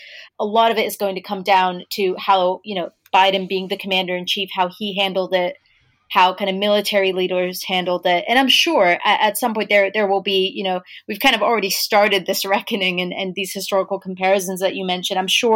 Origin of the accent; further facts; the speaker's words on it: United States; as an American who grew up nowhere near army bases